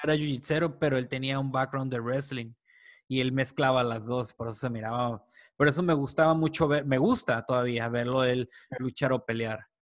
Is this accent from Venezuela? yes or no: no; Mexico; aquí como mexicanos